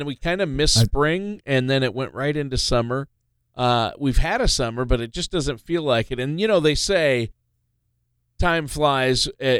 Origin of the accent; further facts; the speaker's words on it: Minnesota, United States; we're both originally from Minnesota